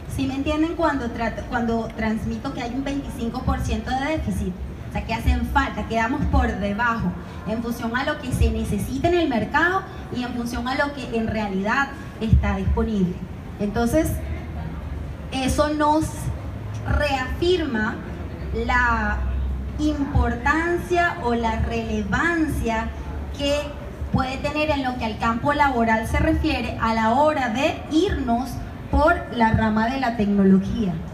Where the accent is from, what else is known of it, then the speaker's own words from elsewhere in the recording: Venezuela; moved away; por mi acento, yo soy extranjera. Yo vengo de Venezuela